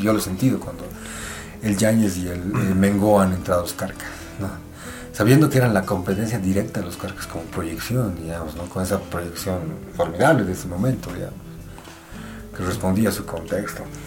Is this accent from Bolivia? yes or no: yes; Bolivia; en nuestra forma de ser como bolivianos, somos una sociedad profundamente conservadora